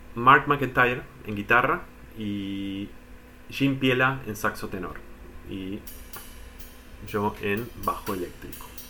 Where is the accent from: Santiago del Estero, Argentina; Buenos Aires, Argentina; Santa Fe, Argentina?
Buenos Aires, Argentina; Soy de Capital, zona de colegiales